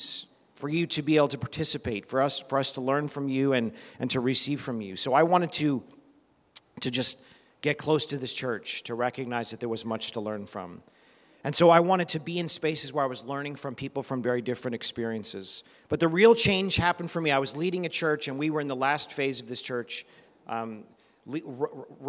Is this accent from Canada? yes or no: yes; Canada; moved away; I'm originally from Canada